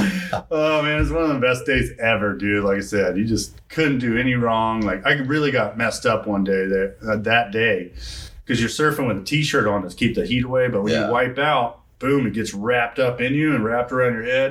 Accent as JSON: {"language": "English", "region": "Texas", "country": "United States", "said": "I'm from Texas."}